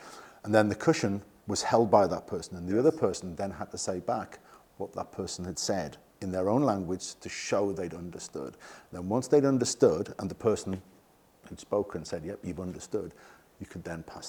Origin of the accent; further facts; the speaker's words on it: England, United Kingdom; Yeah. I'm English.